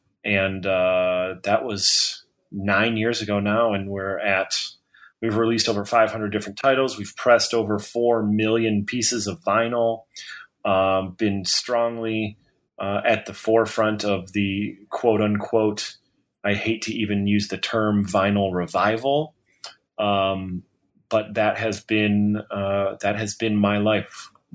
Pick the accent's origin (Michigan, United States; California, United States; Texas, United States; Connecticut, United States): Michigan, United States; Detroit; I was born and raised in Detroit, went to the mediocrest of private schools